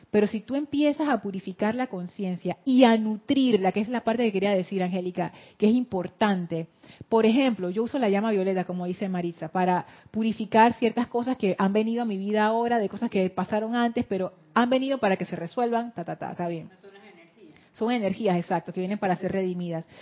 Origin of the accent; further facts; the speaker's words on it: Panama City, Panama; accent: Panama City; Yo hablo con el acento de Ciudad de Panamá pero no es que yo inventé ese acento, yo aprendí a hablar con ese acento